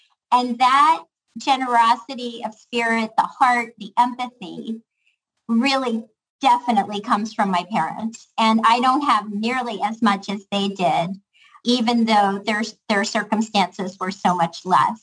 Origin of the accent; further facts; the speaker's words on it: Pittsburgh, Pennsylvania, United States; also born or lived in Chicago; I am very much the same working class girl from Pittsburgh that I've always been